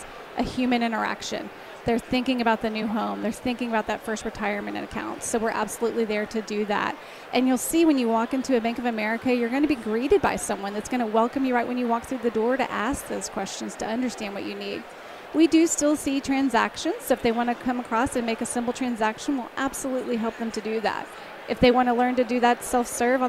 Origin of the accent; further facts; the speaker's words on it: Dallas County, Texas, United States; Born and raised in Dallas County